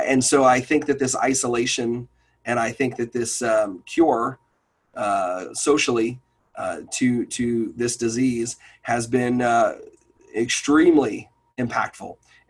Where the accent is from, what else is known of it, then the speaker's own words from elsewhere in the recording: New York, United States; moved away; I'm originally from New York